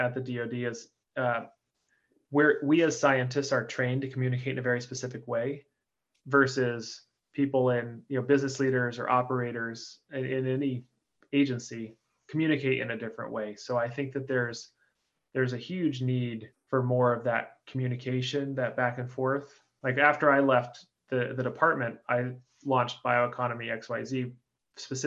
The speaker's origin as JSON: {"language": "English", "region": "Oregon", "country": "United States", "said": "I'm from Oregon"}